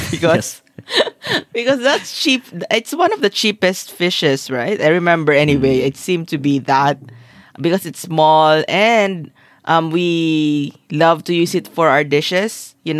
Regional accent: Philippines; I'm Filipino. I've never worn a barotsaya in my entire life.

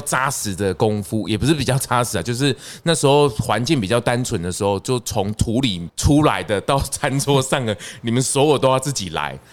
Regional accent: Changhua County, Taiwan; 那今天踏入我的故乡

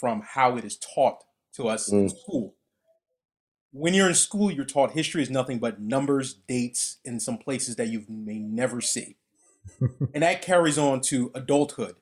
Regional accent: United States; I'm American

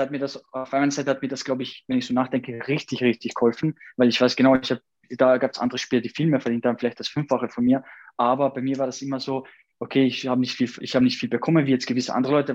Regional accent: Austria; also born or lived in Kosovo; Und wo ich da ungefähr, äh, ein Jahr war, dann seitdem lebe ich dann in Österreich

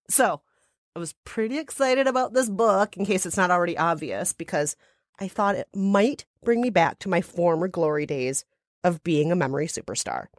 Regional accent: Minnesota, United States; Minnesota, my home state

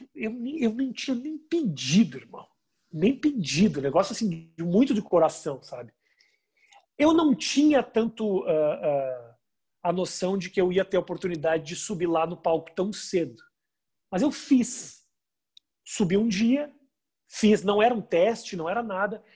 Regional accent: Brazil; moved away; eu sou de, de, do Brasil

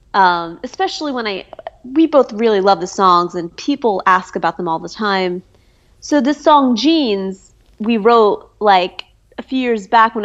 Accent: Philadelphia, Pennsylvania, United States; also born or lived in New York; I'm from Philly, and Philly's known for soul.

